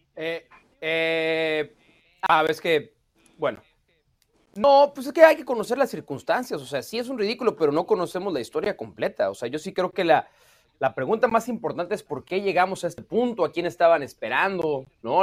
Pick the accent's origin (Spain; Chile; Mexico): Mexico; moved away as an adult; now in United States; Yo soy mexicano, crecí en México, pero tengo ocho años viviendo en Estados Unidos